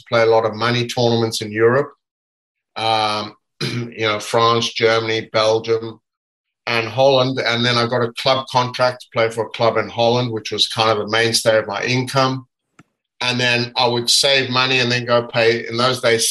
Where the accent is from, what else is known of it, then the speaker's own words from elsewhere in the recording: South Africa; I grew up in South Africa, and we had a court in our backyard